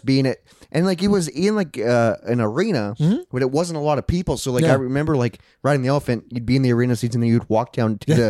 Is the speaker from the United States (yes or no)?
yes; Sioux City, Iowa, United States; I grew up in Sioux City. It's a small town. And, yeah, or kind of. It's a working man's town in Iowa.